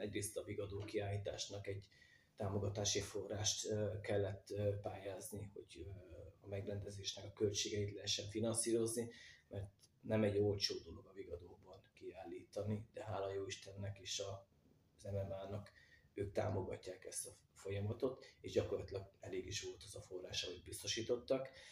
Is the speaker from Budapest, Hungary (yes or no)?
no; Magyarszombatfa, Vas, Hungary; gyerekkoromban vagy itt, vagy a kerámia gyárban láttam a fazekasokat munka közben